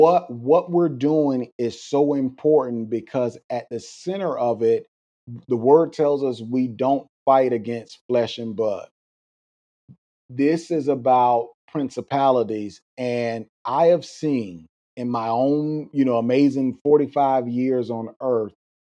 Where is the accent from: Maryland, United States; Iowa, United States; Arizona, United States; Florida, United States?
Florida, United States; again, growing up in South Florida, Cuba, Venezuela, they will tell you they don't have anywhere else to go